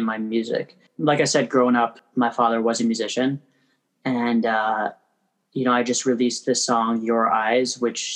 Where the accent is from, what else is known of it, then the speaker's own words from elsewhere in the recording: Toronto, Ontario, Canada; moved away as an adult; also born or lived in Crown Heights, Brooklyn, New York; now in New York, United States; I was born and raised in Toronto. I live in Crown Heights now.